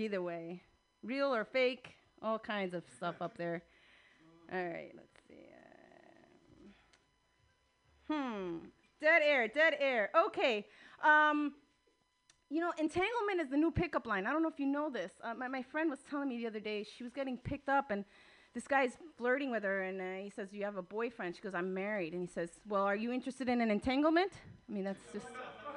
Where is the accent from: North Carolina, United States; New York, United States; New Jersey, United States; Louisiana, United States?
New Jersey, United States; now in California, United States; I'm from New Jersey, and you know, I also speak Spanish